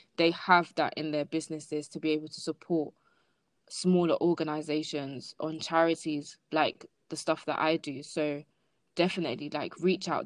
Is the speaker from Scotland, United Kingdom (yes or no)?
no; London, United Kingdom; I'm from Lambeth